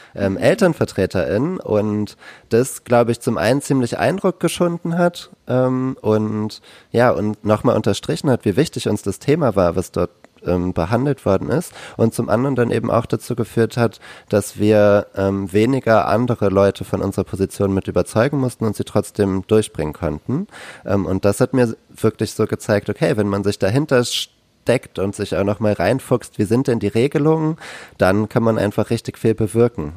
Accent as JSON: {"language": "German", "town": "Kiel", "region": "Schleswig-Holstein", "country": "Germany", "moved": "yes", "lives_now": "Berlin, Germany", "said": "ich komme ursprünglich aus Kiel"}